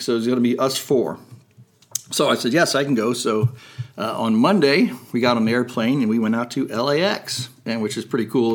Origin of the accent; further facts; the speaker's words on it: Fort Wayne, Indiana, United States; I'm from Fort Wayne my entire life